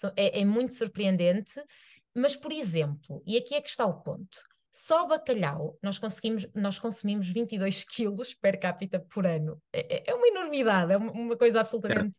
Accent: Arouca, Norte, Portugal; eu sou de Aroca, que é uma vila

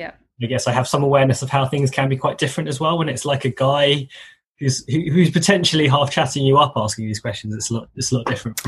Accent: London, United Kingdom; I'm born in London, but my parents were Malaysian Chinese, and they're originally from Penang. And you know, obviously ethnically sort of Han Chinese, I guess.

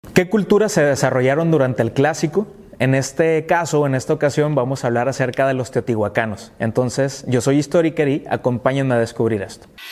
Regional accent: Tecate, Baja California, Mexico; mi ciudad natal y donde me estoy desarrollando actualmente, pues es Tecate, Baja California

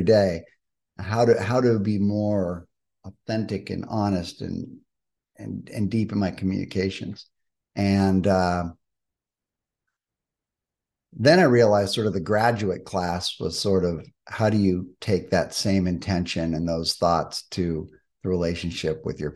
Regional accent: Malibu, California, United States; I was born and raised in Malibu.

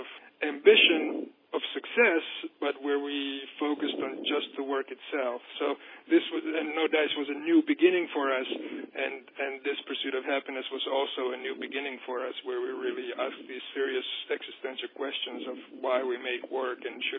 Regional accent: United States; We are American artists, and we want to work in America

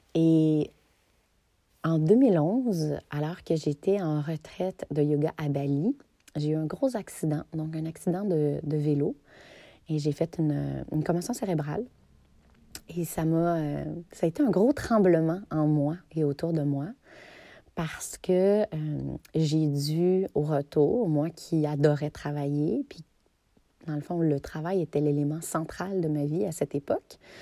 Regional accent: Notre-Dame-des-Bois, Quebec, Canada; mon histoire commence à Notre-Dame-des-Bois, un petit village des cantons de l'Est. Notre-Dame-des-Bois, c'est là où j'ai grandi de 0 à 12 ans.

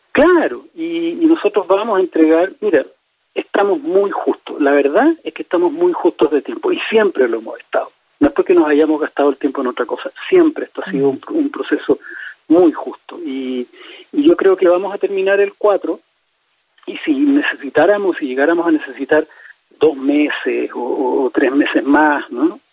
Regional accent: Chile

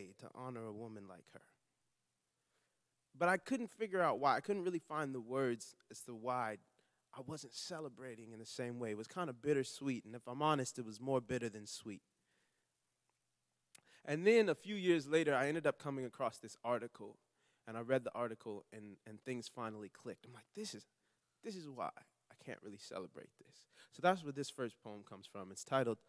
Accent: Long Beach, California, United States; I'm from Long Beach, California

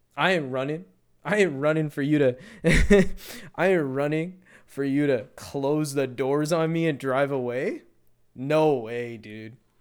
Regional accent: Canada; as a Canadian

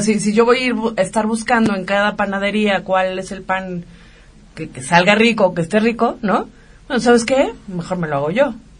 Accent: Mexico; así somos los mexicanos

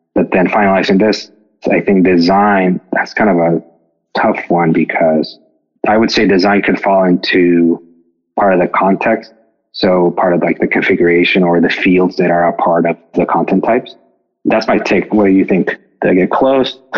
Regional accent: Mexico; moved away as an adult; now in United States; I'm from Mexico. I grew up there and I came to the States for college.

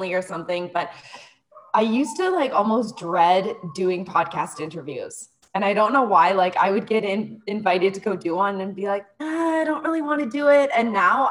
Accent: close to the Toronto area, Ontario, Canada; moved away as an adult; now in Mexico; I am from Canada. I'm currently living in Mexico

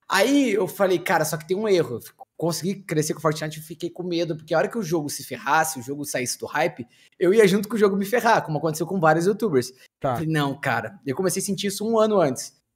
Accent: São Paulo, Brazil; Eu sou de São Paulo, cara.

